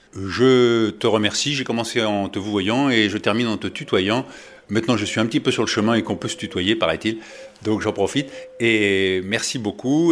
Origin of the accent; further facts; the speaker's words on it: Paris suburbs, Île-de-France, France; Je suis de la banlieue parisienne